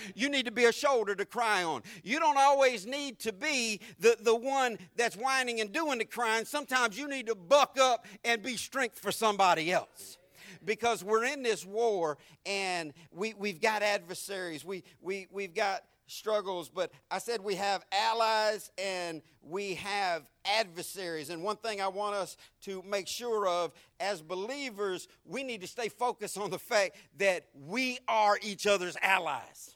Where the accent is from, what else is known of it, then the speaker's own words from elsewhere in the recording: Jacksonville, Florida, United States; accent: deep Southern; I'm from Florida.